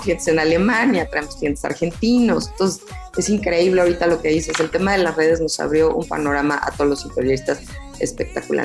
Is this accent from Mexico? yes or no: yes; Mexico; a nosotros como mexicanos